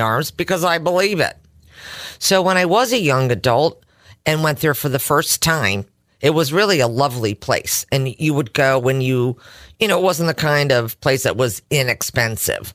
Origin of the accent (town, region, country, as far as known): Simsbury, Connecticut, United States; born or raised there